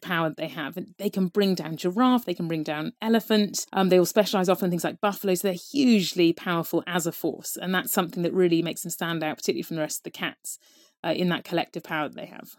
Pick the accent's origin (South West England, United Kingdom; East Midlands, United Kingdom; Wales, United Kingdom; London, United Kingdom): South West England, United Kingdom; Devon; I grew up in Devon, there was nothing wild there at all